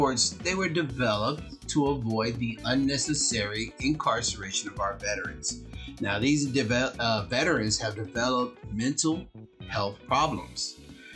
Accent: Compton, California, United States; I grew up in Compton

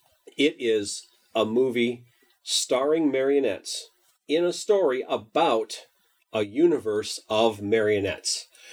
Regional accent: Minnesota, United States

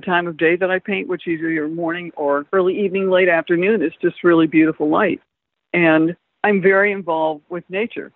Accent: Atlanta, Georgia, United States; moved away as an adult; also born or lived in London; I grew up in Atlanta, Georgia

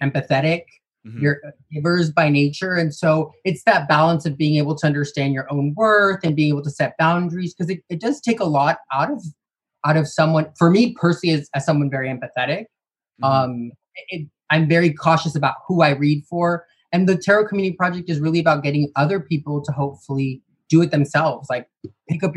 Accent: Sacramento, California, United States; I'm originally from Sacramento.

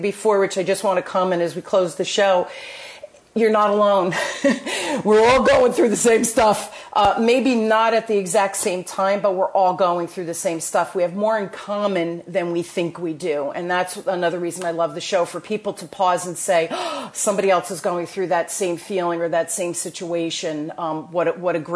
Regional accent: New Jersey, United States; accent: Jersey; my Jersey accent

